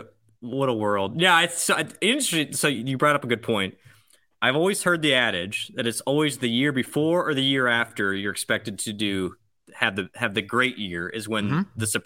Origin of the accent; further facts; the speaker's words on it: Iowa City, Iowa, United States; I was born in Iowa City.